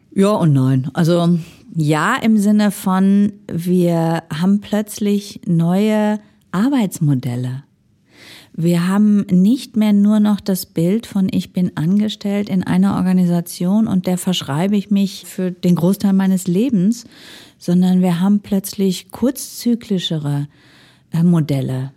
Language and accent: German; Ruhr area, North Rhine-Westphalia, Germany; moved away as an adult; now in Switzerland; ich komme aus dem Ruhrgebiet und bin so sozialisiert